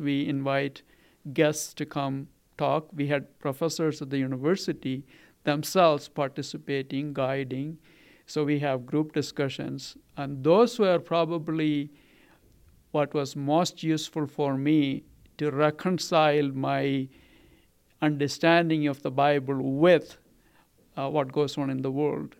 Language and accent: English; Kerala, India; now in Colorado, United States; I grew up in Kerala